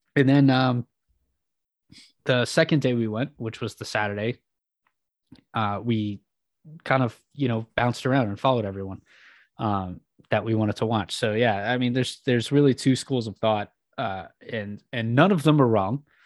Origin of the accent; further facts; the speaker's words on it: West Coast, United States; growing up on the West Coast